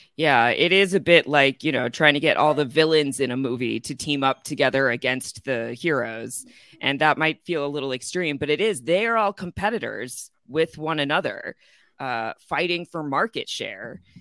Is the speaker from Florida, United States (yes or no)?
no; Chicago, Illinois, United States; moved away; I'm originally from Chicago